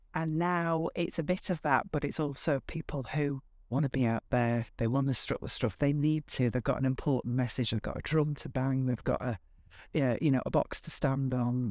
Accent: Bradford, Yorkshire and the Humber, United Kingdom; also born or lived in Liverpool / Lancashire; now in Northwich, United Kingdom; I am a Yorkshire

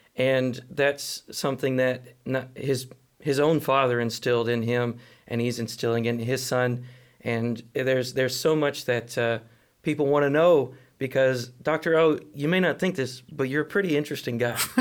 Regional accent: Atlanta, Texas, United States; now in Fort Worth, United States; I came from Atlanta, Texas

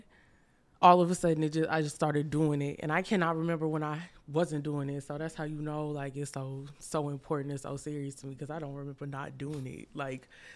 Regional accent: Houston, Texas, United States; I'm from Houston. I've been here all my life.

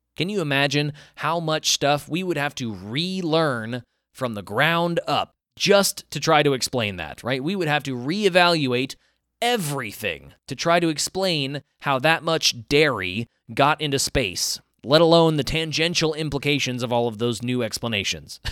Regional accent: American South, United States; I grew up in the American South

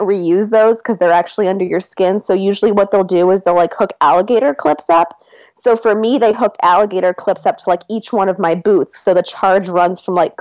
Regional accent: northern suburb of Chicago, Illinois, United States; also born or lived in Seattle; now in Atlanta, United States; I grew up in a northern suburb of Chicago

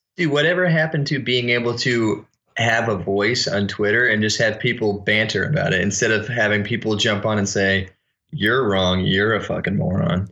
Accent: Connecticut, United States; I was from Connecticut

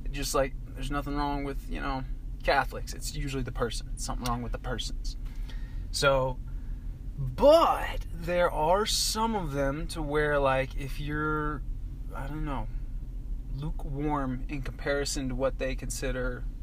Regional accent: Hawaii, United States; One of my favorite things about being a Hawaiian.

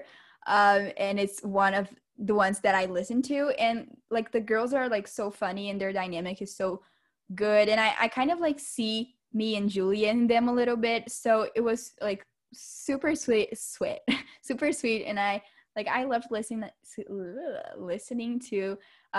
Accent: Brazil; English is a second language; we're from Brazil. So if like, as we're talking, like we mispronounce something and all that, please disregard it because our English is not our first language

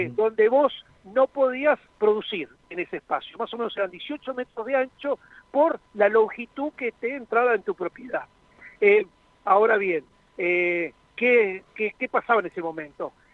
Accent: La Plata, Buenos Aires Province, Argentina; moved away as an adult; now in Salliqueló, Argentina; yo soy nacido en La Plata, pero hace 30 años soy hijo de saliquelenses, por eso estoy hace 30 años eh, en Saliqueló.

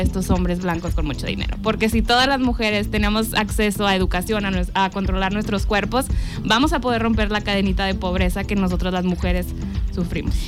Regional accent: Mexico; moved away as an adult; now in United States; Soy originalmente de México, soy mexicana, pero vivo en Estados Unidos, ya llevo 10 años viviendo allá.

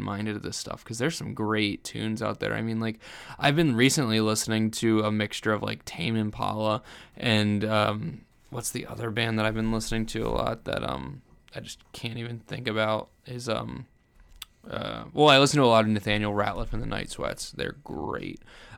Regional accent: New Jersey, United States; born there; I was born in New Jersey.

